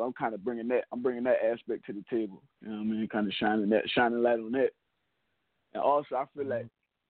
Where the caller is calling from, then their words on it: St. Helena, South Carolina, United States; I'm calling from South Carolina down here in Helena, South Carolina, the Low Country.